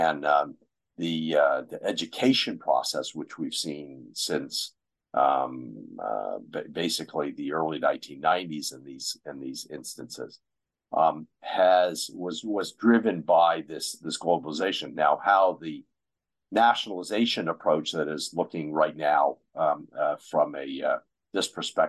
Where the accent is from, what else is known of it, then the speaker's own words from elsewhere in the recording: United States; my home country, the U.S.